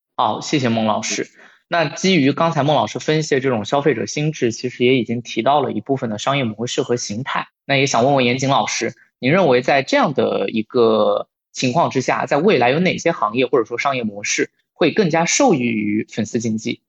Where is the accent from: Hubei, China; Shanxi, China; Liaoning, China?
Hubei, China; Wuhan; 我的家乡武汉